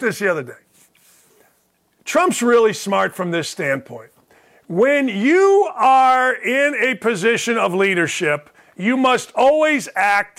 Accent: Gary, Indiana, United States; moved away; I grew up in Gary, Indiana

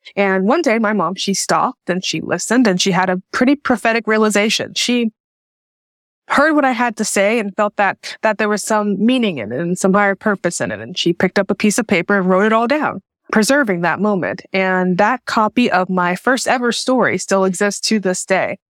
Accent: Jackson, Tennessee, United States; moved away as an adult; also born or lived in Chicago; I was born and raised in Jackson, Tennessee

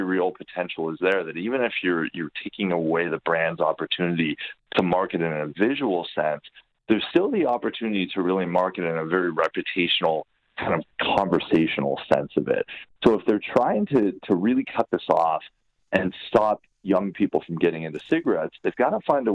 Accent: Hamilton, Ontario, Canada; growing up in Hamilton, there was a theater and it was called the Demoriers Theater

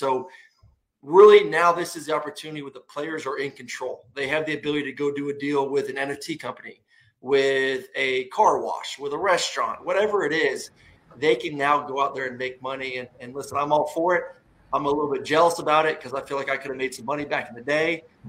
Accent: Florida, United States; I'm from Florida

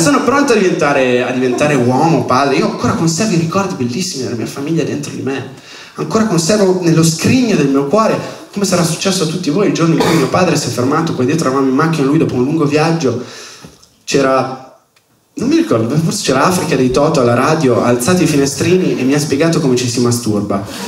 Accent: Milan, Lombardy, Italy; accent: Milanese

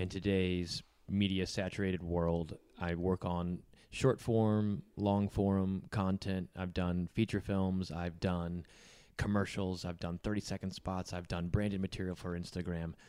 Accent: Indianapolis, Indiana, United States; my hometown of Indianapolis

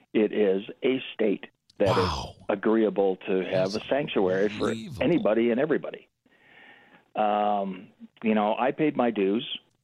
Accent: Canada; moved away as an adult; now in Colorado, United States; I'm an expatriate from Canada. And by the way, Canuck is a term of endearment. And I've been here since 97. I came in legally

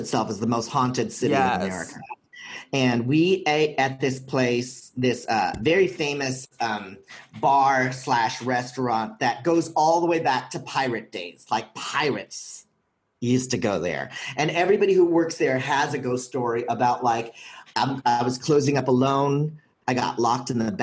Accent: Philippines; I'm from the Philippines

